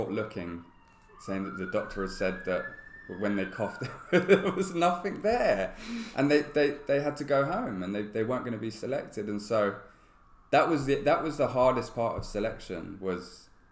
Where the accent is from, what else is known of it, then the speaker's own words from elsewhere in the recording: London, United Kingdom; born and bred in London